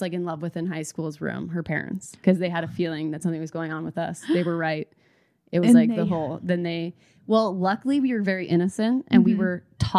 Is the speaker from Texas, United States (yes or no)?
yes; Texas, United States; I'm from Texas